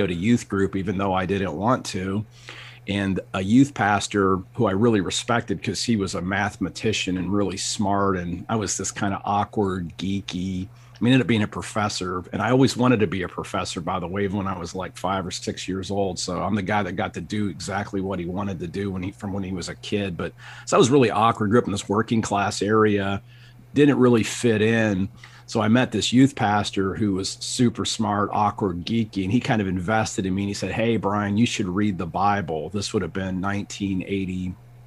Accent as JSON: {"language": "English", "town": "Akron", "region": "Ohio", "country": "United States", "tie": "born or raised there", "moved": "yes", "said": "I grew up in Akron, Ohio, and my parents still live up in Northeast Ohio"}